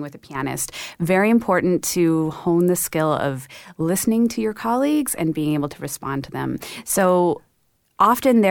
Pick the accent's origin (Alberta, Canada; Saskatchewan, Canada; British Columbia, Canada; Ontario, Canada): British Columbia, Canada; Vancouver; moved away as an adult; also born or lived in Cleveland / Detroit; now in Toronto, Canada; we grew up in Vancouver